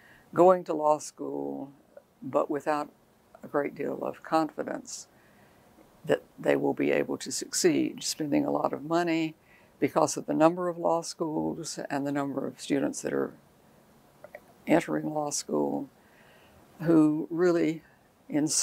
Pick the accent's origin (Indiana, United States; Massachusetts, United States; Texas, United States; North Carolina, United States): North Carolina, United States; Wilkes County; I grew up in Wilkes County, North Carolina